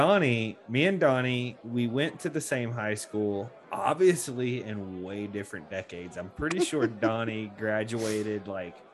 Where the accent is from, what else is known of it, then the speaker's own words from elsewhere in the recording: Polk County, Florida, United States; also born or lived in Suwannee County, Florida; I'm down in Polk County. I'm a Polk County baby